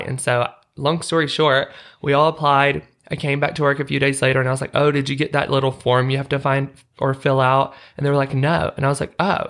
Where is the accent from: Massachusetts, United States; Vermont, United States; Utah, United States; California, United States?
Utah, United States; I'm like, Utah